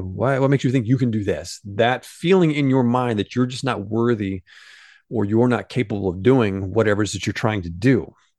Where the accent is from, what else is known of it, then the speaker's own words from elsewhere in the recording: Benton, Illinois, United States; moved away; John Malkovich, came from my hometown. He grew up in the very same town that I grew up